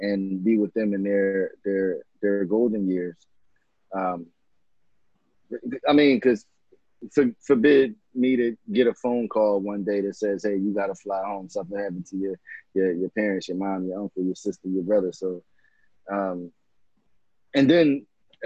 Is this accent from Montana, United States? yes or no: no; Philadelphia, Pennsylvania, United States; I grew up in West Philadelphia, in Winfield, spent time in Uptown and West Oak Lane and Mount Airy